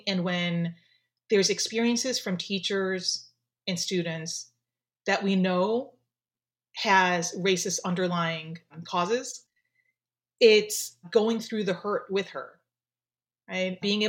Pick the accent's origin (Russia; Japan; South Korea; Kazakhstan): Japan; So I, okay, so first, obviously with my name, you could tell I'm Japanese. I am from Japan.